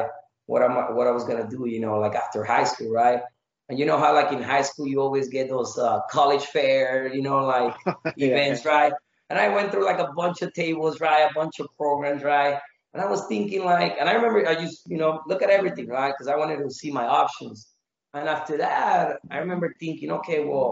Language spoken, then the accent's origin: English; Mexico; moved away; also born or lived in Phoenix, Arizona; I was raised in Mexico for most of my childhood